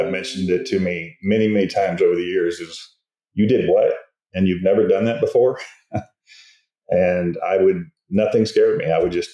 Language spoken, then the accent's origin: English; Melbourne, Florida, United States; moved away as an adult; now in Dallas, United States; I am actually from Melbourne, Florida, and I grew up and was raised there